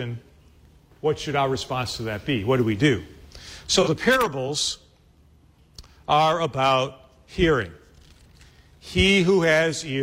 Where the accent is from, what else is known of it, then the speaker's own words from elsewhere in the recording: Chicago, Illinois, United States; I'm from Chicago